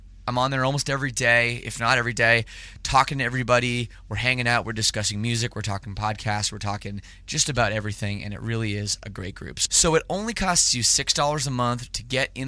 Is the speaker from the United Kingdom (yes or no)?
no; Canada; I'm from Canada